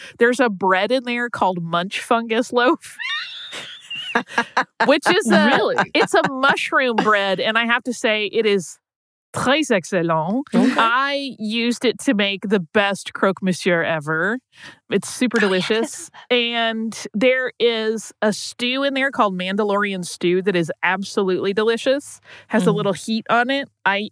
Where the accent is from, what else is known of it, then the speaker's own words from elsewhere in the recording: Gulf Coast, United States; I grew up on the Gulf Coast